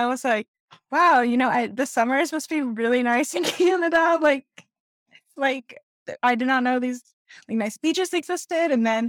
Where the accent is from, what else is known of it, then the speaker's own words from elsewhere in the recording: California, United States; moved away; also born or lived in Georgia / Louisiana; I've never written a book in California, where I like grew up. I guess I did kind of write one in the South, but not in like Georgia or even Louisiana where I've lived.